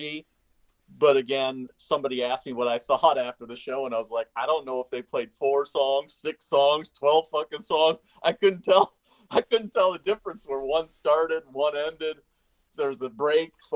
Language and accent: English; Northern Illinois, United States; I grew up in Northern Illinois